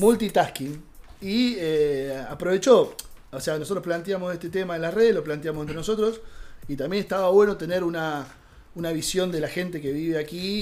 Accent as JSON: {"language": "Spanish", "country": "Guatemala", "moved": "as an adult", "lives_now": "Barcelona, Spain", "said": "soy de Guatemala y vivo en Barcelona de hace seis años"}